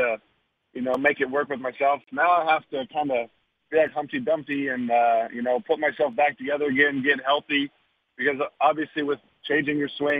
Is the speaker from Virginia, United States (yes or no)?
no; Arlington area, Texas, United States; moved away; where I grew up